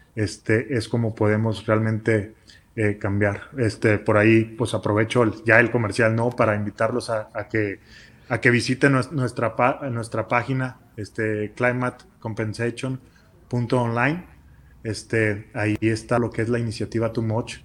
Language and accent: Spanish; Chihuahua, Mexico; somos de Chihuahua